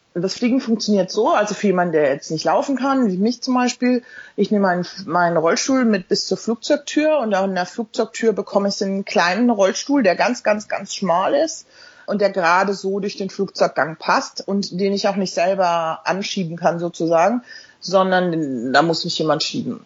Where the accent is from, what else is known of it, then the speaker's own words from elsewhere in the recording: Mainz, Rhineland-Palatinate, Germany; also born or lived in Hamburg; now in London, United Kingdom; Ich lebe in London seit jetzt ähm, elf Jahren. Bin in Mainz geboren, habe in Hamburg studiert